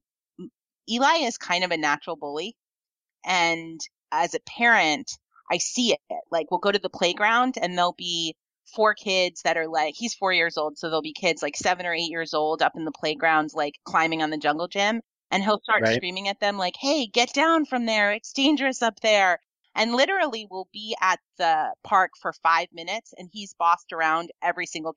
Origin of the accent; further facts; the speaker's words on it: New York, United States; now in Mendocino County, United States; growing up in New York, where I grew up